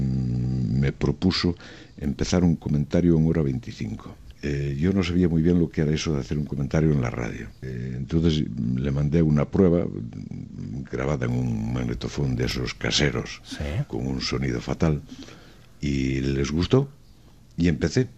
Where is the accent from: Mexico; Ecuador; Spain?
Spain; Mosteiro, Galicia; moved away as an adult; also born or lived in Lugo; now in Madrid, Spain; el ser de mi pueblo y no le llames aldea